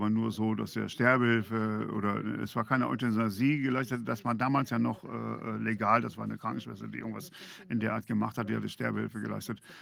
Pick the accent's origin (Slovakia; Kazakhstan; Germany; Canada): Canada; Also erstmal sind wir Kanadier grundsätzlich erstmal sehr höflich.